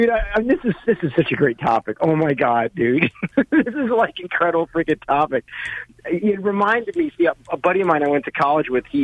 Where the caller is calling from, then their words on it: New York City, New York, United States; from New York City. Glad not to be from Florida.